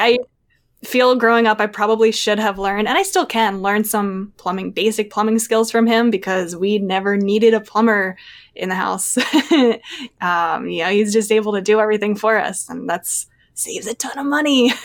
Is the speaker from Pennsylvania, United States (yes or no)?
yes; outside of Philadelphia, Pennsylvania, United States; I still live in the same hometown that I grew up in, um, outside of Philadelphia, about thirty minutes out of the city.